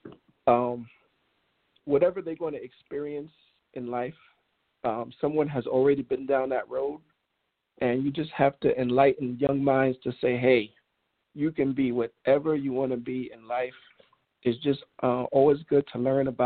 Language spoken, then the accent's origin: English; New York, United States; Growing up in New York, I came up with the Knicks